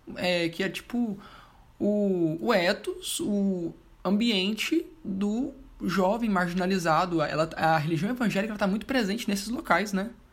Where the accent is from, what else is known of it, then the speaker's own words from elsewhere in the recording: interior of Goiás, Brazil; Eu, pelo menos que sou do interior de Goiás